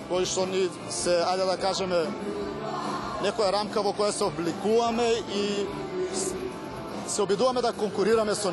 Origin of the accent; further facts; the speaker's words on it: Kumanovo, North Macedonia; Ние сме бендки од Македонија, потоше од Куманово